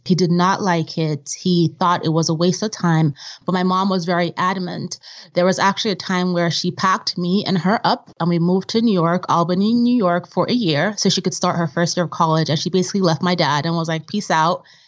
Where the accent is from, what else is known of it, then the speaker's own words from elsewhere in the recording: Vienna, Austria; also born or lived in Nigeria; now in United States; growing up in Vienna and in Nigeria